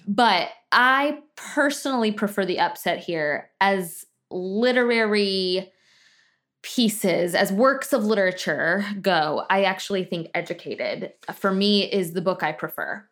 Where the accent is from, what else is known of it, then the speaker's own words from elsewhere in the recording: Tallahassee, Florida, United States; where I grew up in Tallahassee